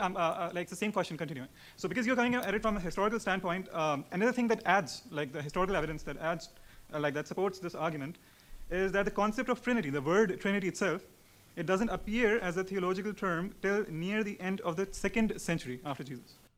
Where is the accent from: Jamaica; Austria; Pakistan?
Pakistan; I'm from Pakistan